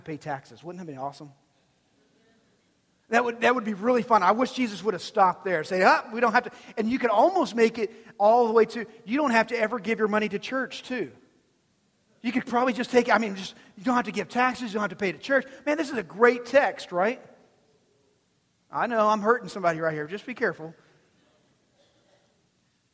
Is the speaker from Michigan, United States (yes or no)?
no; Texas, United States; I'm born and bred Texan. Texan all my life